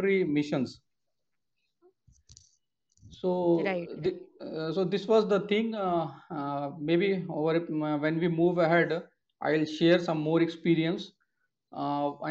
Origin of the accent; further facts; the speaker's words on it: Kanpur, Uttar Pradesh, India; moved away; also born or lived in Warangal; I am basically from Kanpur, Uttar Pradesh